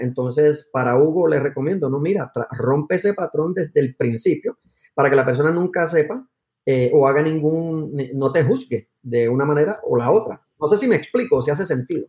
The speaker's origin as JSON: {"language": "Spanish", "town": "Aguadilla", "country": "Puerto Rico", "also_born_or_lived": "Palo Alto, California", "moved": "as an adult", "said": "soy de Puerto Rico, de un pueblo que se llama Aguadilla, en, el oeste de la isla. y llegué a Estados Unidos luego de high school"}